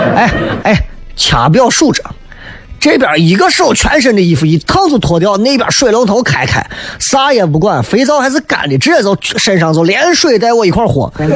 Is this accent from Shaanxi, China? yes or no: yes; Xi'an, Shaanxi, China; accent: local dialect; 正儿八经原汁原味的咱本地的方方言为主的脱口秀